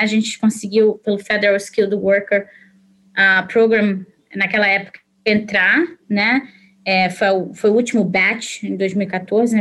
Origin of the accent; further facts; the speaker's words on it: Petrópolis, Rio de Janeiro, Brazil; moved away as an adult; also born or lived in Lisbon, Portugal; now in British Columbia, Canada; eu nasci em Petrópolis, então ir para o Rio de Janeiro é, com 17 anos